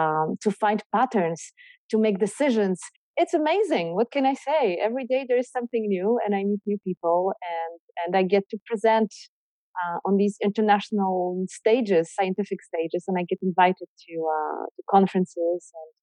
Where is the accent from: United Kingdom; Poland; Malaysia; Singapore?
Poland; English is a second language; now in Canada; I'm Polish. I was born in Poland. But then I spent most of my life in Canada.